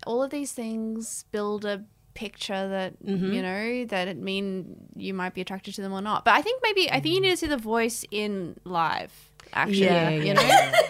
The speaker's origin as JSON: {"language": "English", "country": "Australia", "accent": "Australian", "said": "my Australian accent gets a bit more broad."}